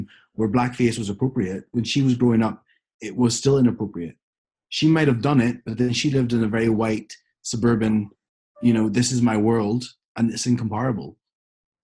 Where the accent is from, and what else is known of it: Ireland